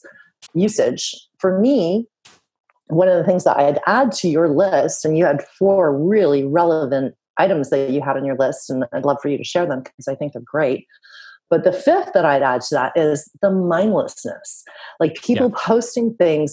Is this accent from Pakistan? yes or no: no; West Coast of Canada, Canada; moved away as an adult; now in Europe; I'm from the West Coast of Canada. I now live in Europe.